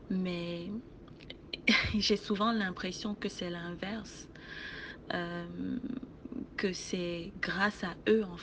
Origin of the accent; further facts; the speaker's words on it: Cameroon; now in Montreal, Canada; je suis camerounaise et je vis à Montréal.